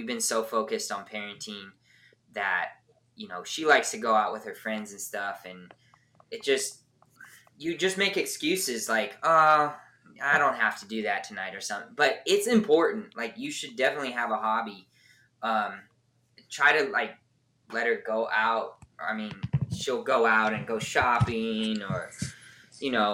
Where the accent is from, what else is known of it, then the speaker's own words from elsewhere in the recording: just south of LA, California, United States; moved away as an adult; also born or lived in San Diego; now in Nashville area, Tennessee, United States; I grew up just south